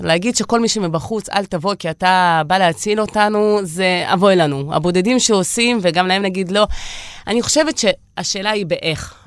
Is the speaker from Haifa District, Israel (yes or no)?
no; Beersheba, Southern District, Israel; also born or lived in Riga, Latvia; אני באר שבעית שגדלה בשכונה ד'